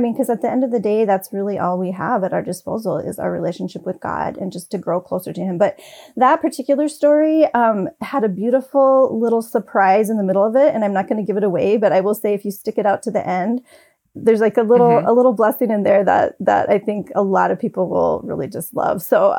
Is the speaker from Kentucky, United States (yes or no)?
no; North Dakota, United States; I don't usually say y'all, I'm from North Dakota.